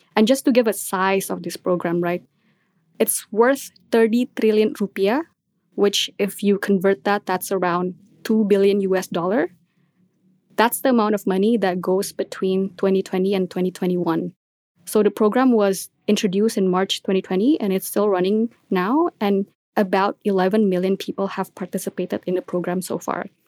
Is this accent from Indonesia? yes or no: yes; Indonesia; I'm from Indonesia